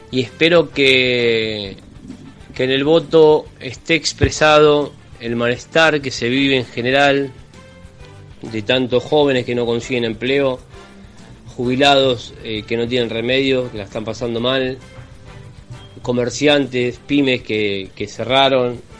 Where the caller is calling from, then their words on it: Villa Domínico, Buenos Aires Province, Argentina; de Villadomínico. Yo voto en la escuela número 5 en Avenida Mitre y esquina Totor Casasa, en Villa Domínico.